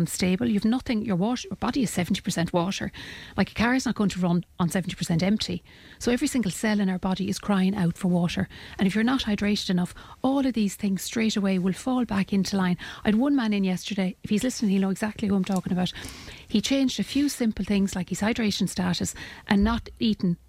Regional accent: Ireland; we as Irish people

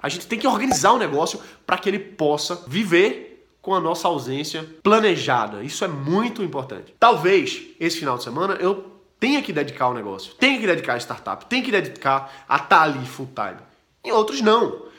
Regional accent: Recife, Pernambuco, Brazil; eu sou de Recife, Olinda

